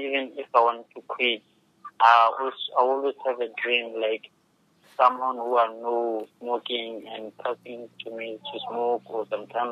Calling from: Diepsloot, Gauteng, South Africa; From South Africa.

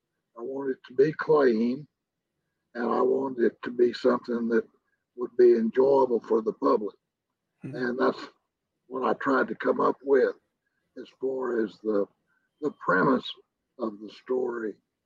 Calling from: San Angelo, Texas, United States; San Angelo, Texas.

